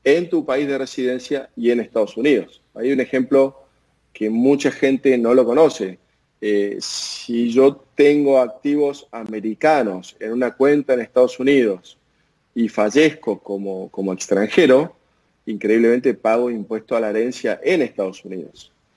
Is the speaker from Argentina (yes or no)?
yes; Argentina; como argentino, latinoamericano